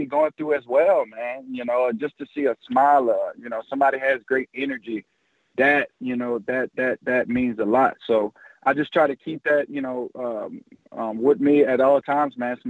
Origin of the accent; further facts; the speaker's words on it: New Orleans, Louisiana, United States; I always wanted to play for my hometown team